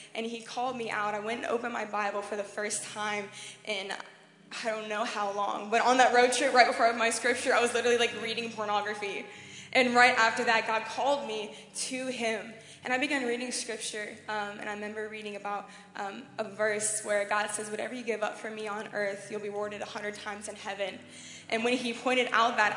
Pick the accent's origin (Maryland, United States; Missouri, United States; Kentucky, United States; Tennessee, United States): Tennessee, United States; I'm from Tennessee in America